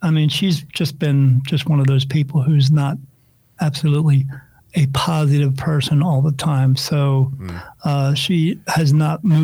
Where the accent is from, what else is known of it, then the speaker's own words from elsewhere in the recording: New Jersey, United States; I grew up in New Jersey